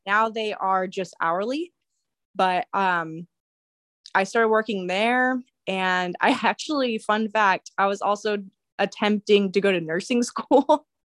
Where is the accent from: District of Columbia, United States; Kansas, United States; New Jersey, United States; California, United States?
California, United States; Santa Maria; growing up in Santa Maria